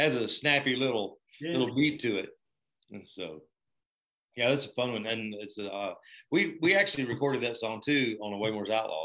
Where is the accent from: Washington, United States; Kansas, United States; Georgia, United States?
Georgia, United States; Blairsville; my hometown in Blairsville, Georgia